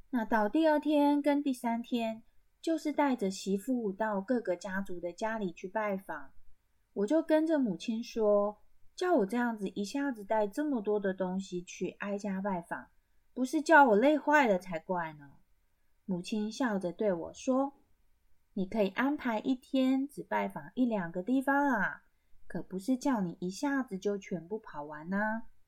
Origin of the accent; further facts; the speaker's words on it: Taiwan; 从小在部落看到这个结婚的习俗